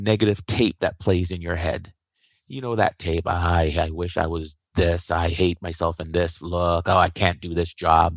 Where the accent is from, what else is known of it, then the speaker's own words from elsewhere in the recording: Canada; also born or lived in Iowa; I'm Canadian